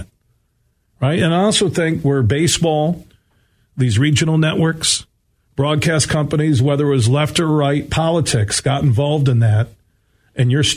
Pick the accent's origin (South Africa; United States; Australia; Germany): United States; Grand Rapids, Michigan; growing up in Burton Heights, just down the street here from 96-1 the game